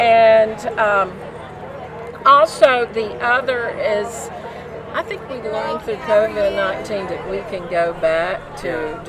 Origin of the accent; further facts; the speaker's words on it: Cobb County, Georgia, United States; I grew up here in Cobb County. I went to Marietta High School. I then went to a small college in Tennessee called Maryville College. Came back, went to law school